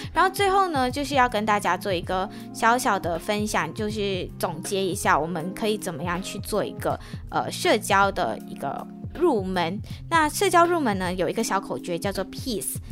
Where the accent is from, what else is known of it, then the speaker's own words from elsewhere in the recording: Malaysia; now in Taiwan; 我就来自马来西亚